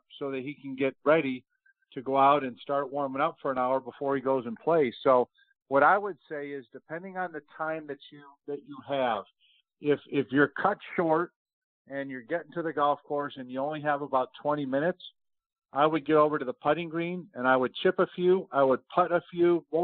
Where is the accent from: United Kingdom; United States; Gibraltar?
United States; Rochester, New York; moved away; I grew up in Rochester, New York